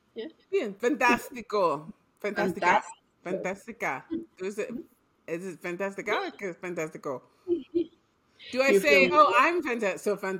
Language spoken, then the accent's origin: English; New York, United States; I grew up in New York and I grew up all over the world.